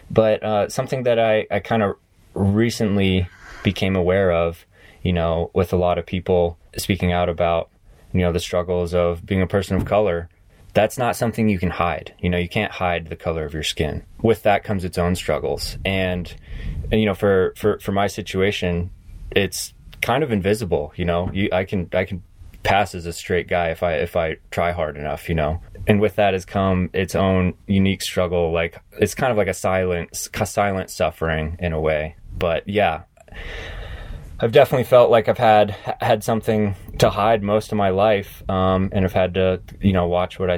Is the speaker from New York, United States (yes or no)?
no; South Carolina, United States; also born or lived in Tennessee / New England; I grew up on the East Coast. I grew up um, I was born in Tennessee and I, I grew up in various states in, in New England and then and then uh, moved to, to South Carolina and spent a lot of time in the south southeast for, for middle school and high school